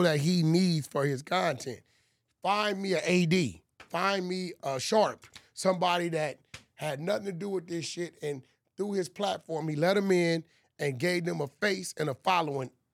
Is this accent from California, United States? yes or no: yes; California, United States; growing up in California